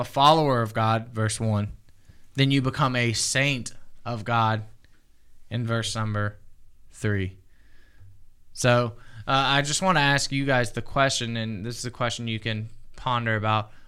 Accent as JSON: {"language": "English", "region": "the South", "country": "United States", "said": "I'm from the South"}